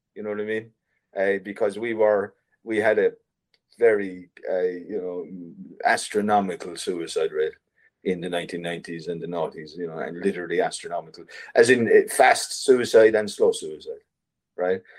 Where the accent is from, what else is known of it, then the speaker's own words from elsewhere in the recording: Ireland; in Ireland as an artist, as an Irish artist